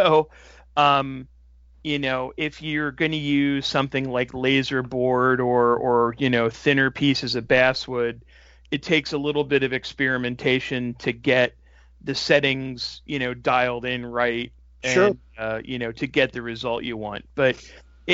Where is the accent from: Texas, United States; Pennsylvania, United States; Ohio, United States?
Pennsylvania, United States; Reading; I was born and raised in Reading, Pennsylvania